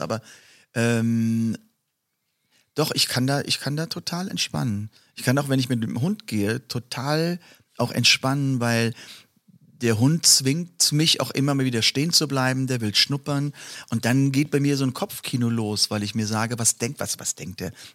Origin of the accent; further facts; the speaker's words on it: Mörz, Rhineland-Palatinate, Germany; ist in der Vordereifel. Und ähm, ja, das ist meine Heimat.